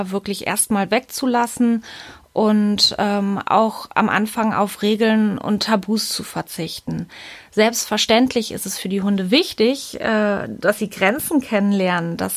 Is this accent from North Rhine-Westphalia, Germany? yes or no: yes; Münster, North Rhine-Westphalia, Germany; ich komme aus Münster.